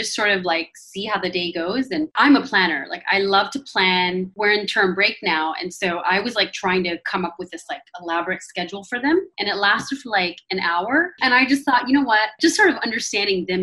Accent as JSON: {"language": "English", "country": "United States", "said": "I'm from America."}